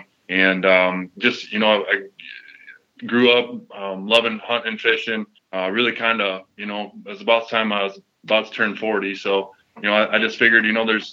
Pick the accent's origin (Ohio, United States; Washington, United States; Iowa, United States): Iowa, United States; Cedar Falls; Born and raised in Cedar Falls, Iowa